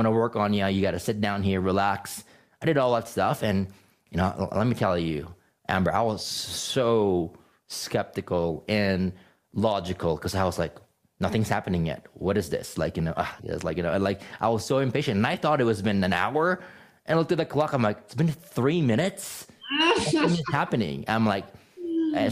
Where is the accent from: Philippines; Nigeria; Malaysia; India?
Philippines; moved away; also born or lived in California; I grew up in the Philippines, and I grew up in a very strict Catholic upbringing